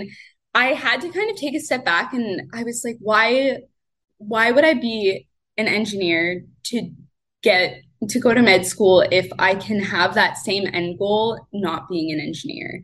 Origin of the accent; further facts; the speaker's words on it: Windsor, Ontario, Canada; now in London, Canada; I grew up in Windsor, Ontario, in Canada, and I lived there my whole life.